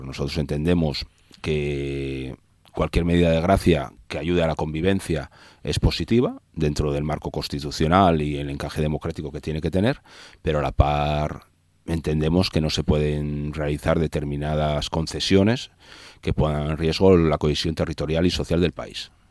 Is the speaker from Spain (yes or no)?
yes; Asturias, Spain; Cada vez somos menos asturianos y asturianas y más envejecidos